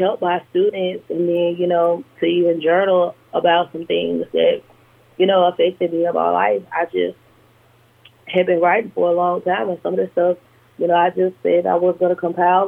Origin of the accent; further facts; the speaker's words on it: Monroe, Louisiana, United States; also born or lived in Baton Rouge, Louisiana; my college years in Monroe, in my hometown